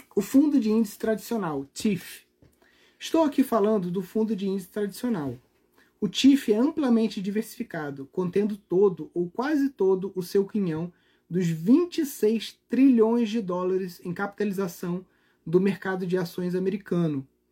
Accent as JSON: {"language": "Portuguese", "country": "Brazil", "said": "como brasileiros"}